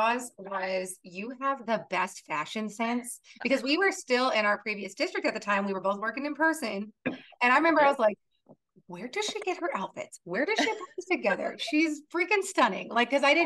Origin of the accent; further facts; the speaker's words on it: Texas, United States; I grew up in Texas